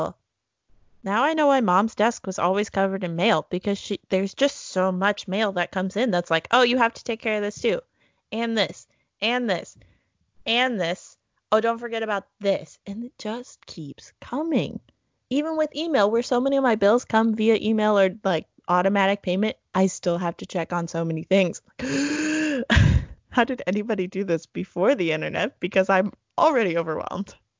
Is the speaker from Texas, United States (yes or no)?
yes; Texas, United States; now in Eugene, United States; my hometown is the pecan capital of Texas